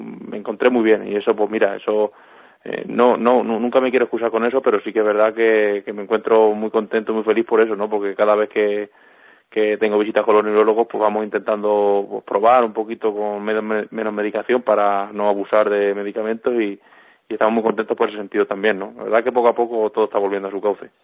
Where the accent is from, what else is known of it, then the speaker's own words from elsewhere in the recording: Albacete, Castilla-La Mancha, Spain; tener la feria en mi tierra